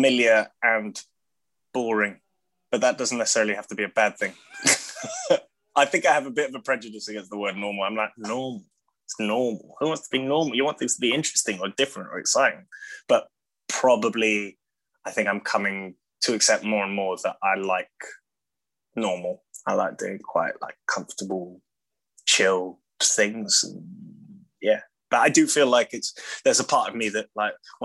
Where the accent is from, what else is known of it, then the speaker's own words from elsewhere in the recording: London, United Kingdom; I was born in London